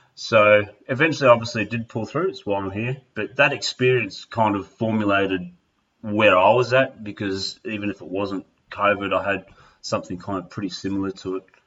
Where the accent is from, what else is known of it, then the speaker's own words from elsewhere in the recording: Melbourne, Victoria, Australia; moved away as an adult; I have moved across country and am now back in my hometown of Melbourne